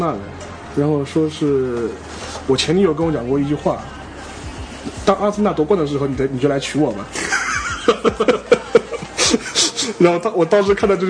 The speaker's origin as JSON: {"language": "Chinese", "region": "Shanghai", "country": "China", "said": "我们上海人肯定要另外写一部"}